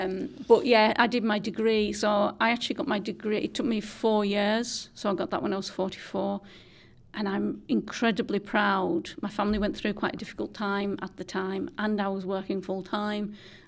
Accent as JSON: {"language": "English", "town": "Whitehaven", "region": "North West England", "country": "United Kingdom", "tie": "born or raised there", "said": "I am. So I'm a Myras lass. I was born on Myras, which is an estate in Whitehaven, and I had grandparents on both sides of the estate because it is a split estate."}